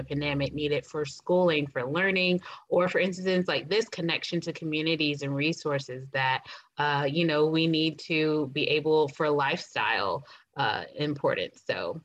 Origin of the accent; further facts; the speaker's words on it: Louisville, Kentucky, United States; also born or lived in Tennessee; now in Versailles, Indiana, United States; I'm originally from Louisville